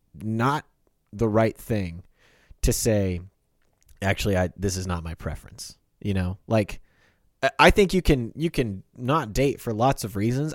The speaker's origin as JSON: {"language": "English", "region": "Kansas", "country": "United States", "moved": "yes", "lives_now": "Oklahoma, United States", "said": "I'm from Kansas"}